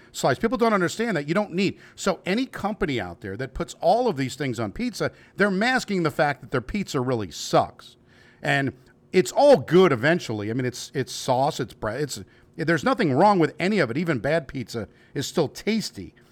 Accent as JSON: {"language": "English", "region": "New York", "country": "United States", "moved": "yes", "lives_now": "Kentucky, United States", "said": "I am from New York and living in Kentucky"}